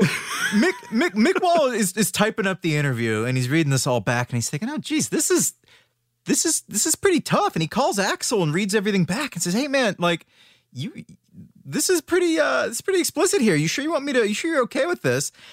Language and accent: English; Worcester, Massachusetts, United States; in Worcester, Massachusetts, which is actually my hometown